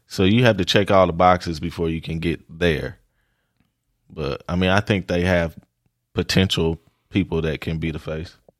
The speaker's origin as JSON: {"language": "English", "region": "Oklahoma", "country": "United States", "said": "I'm from Oklahoma."}